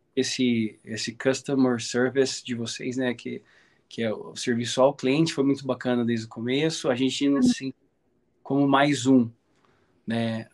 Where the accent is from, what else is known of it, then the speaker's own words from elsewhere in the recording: Brazil; eu sou típico brasileiro